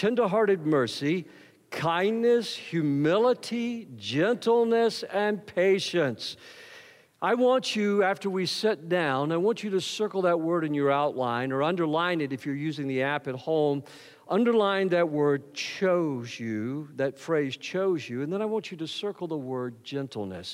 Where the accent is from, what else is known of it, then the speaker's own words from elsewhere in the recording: the South, Southern United States, United States; I'm a Southerner